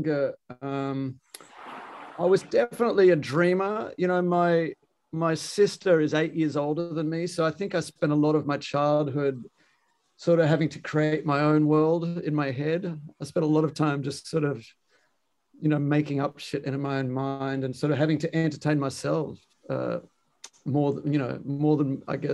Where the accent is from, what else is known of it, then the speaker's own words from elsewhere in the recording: Melbourne, Victoria, Australia; moved away as an adult; also born or lived in New York, United States; now in Amsterdam, Netherlands; I'm an Aussie by origin. You know, I'm from Melbourne.